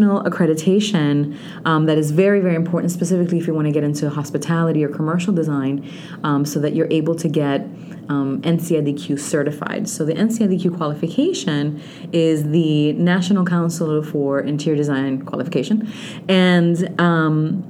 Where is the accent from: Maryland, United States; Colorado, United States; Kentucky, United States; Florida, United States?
Florida, United States; Orlando; English is a second language; also born or lived in Dominican Republic; now in South Florida, United States; I actually went to school in Central Florida because I'm from Orlando